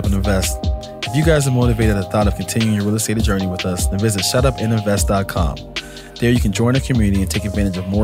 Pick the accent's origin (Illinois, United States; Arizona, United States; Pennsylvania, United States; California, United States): Pennsylvania, United States; I'm from Pennsylvania.